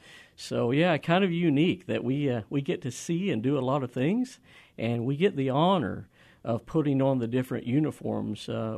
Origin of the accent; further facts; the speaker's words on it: Inola, Oklahoma, United States; moved away as an adult; I'm an Okie. I'm from Oklahoma. Uh-huh. I grew up about 30 minutes east of Tulsa, outside of a little town called Inola, about 6 miles outside of that town on a little farm there, and that's where I was raised.